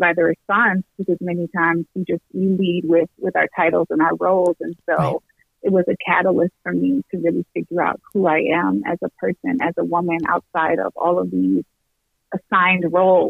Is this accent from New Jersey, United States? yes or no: yes; New Jersey, United States; also born or lived in Atlanta; now in Peoria, United States; Yeah, I was born in New Jersey, and then I grew up, so I spent half of my life in New Jersey, half of my life in Atlanta, and I moved to Peoria